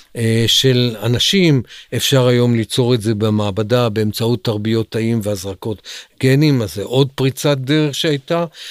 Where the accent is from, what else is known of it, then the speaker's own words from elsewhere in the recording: Central District, Israel; moved away as an adult; also born or lived in Negev; גדלתי באזור המרכז